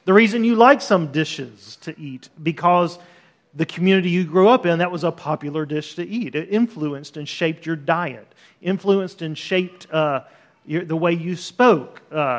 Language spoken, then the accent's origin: English; Deep South, United States; also born or lived in Los Angeles; So we lived 5 to 6 years in California. We're both from the Deep South, lived in Los Angeles.